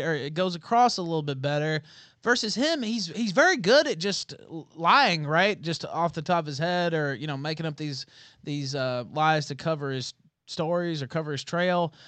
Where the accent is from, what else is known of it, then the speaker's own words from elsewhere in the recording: Memphis, Tennessee, United States; moved away as an adult; now in Merida, Mexico; I'm from Memphis